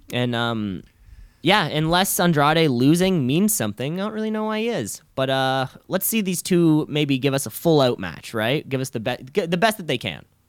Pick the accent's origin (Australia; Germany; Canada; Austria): Canada; I am also a Canadian